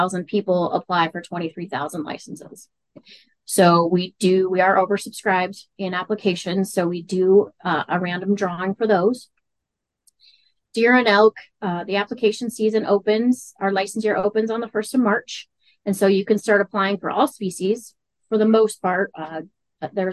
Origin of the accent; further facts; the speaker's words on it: Montana, United States; I am born and raised in Montana, lived, here my whole life